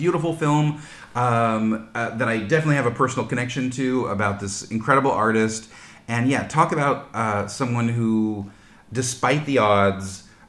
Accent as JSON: {"language": "English", "town": "Spokane", "region": "Washington", "country": "United States", "tie": "born or raised there", "said": "my hometown of Spokane, Washington, which is a very, it's in Washington State on the left coast, but Spokane is in, it's on the other side of the mountains. And so it's basically, it's a very conservative Midwest"}